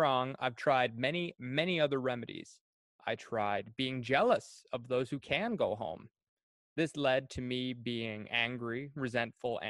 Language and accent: English; Cardigan, Prince Edward Island, Canada; moved away as an adult